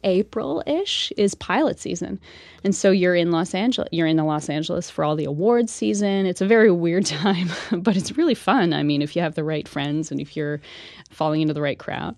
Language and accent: English; Ormstown, Quebec, Canada; accent: Canadian; moved away as an adult; I'm, I'm from Ormstown. I'm, I'm a small town girl